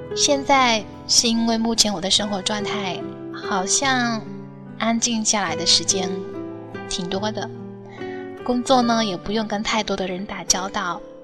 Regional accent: Fuzhou, Fujian, China; 我的福州话还只能停留在简单的交流

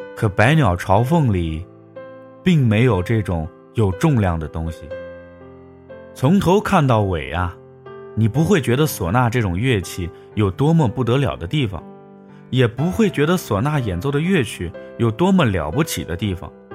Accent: China; 我们中国人

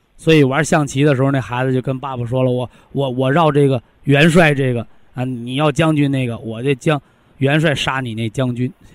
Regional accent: Shandong, China; 我就是山东人

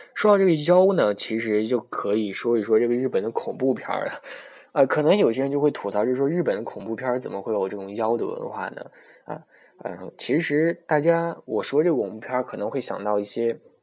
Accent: China; 我出生在天朝，然后生产商是我妈和我爸

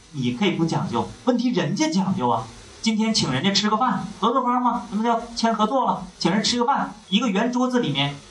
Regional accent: Northeast China, China; 我是东北人

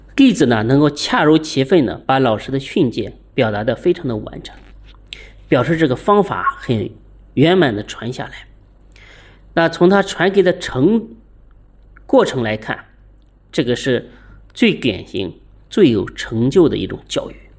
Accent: China; 我们中国人

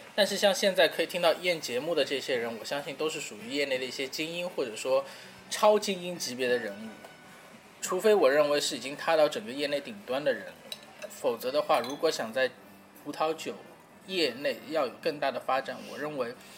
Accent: China; 我们中国人

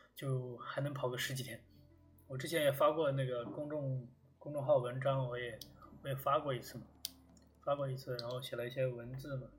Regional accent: China; moved away; 我们这种中国，中国学生喜欢抱团的这种天性

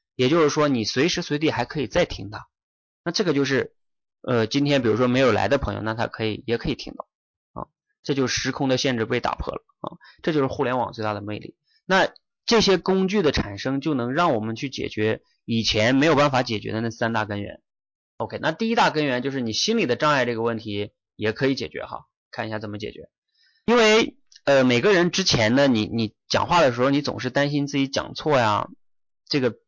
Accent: China; 但是我们中国人的这个一个大教育理念就是期待我们不犯错

